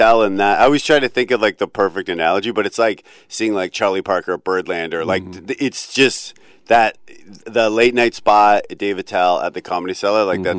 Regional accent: Ontario, Canada; moved away as an adult; also born or lived in Vancouver; now in New York, United States; I grew up in Ontario

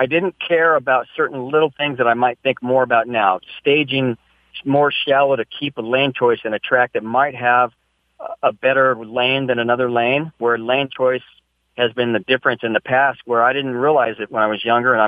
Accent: San Luis Obispo, California, United States; out in the hills where I grew up in San Luis Obispo

